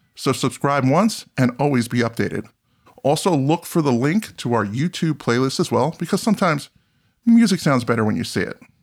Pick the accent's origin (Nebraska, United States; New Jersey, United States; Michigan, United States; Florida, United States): New Jersey, United States; I'm from New Jersey